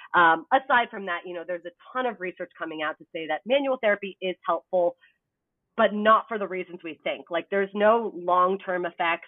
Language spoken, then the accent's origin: English; Canada; now in United States; I'm also Canadian